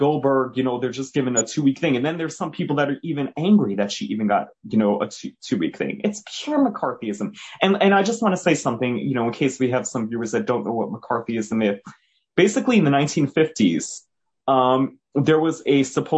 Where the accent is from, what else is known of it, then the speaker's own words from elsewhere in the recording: New York City, New York, United States; moved away; also born or lived in New Jersey; I'm originally from Jamaica, Queens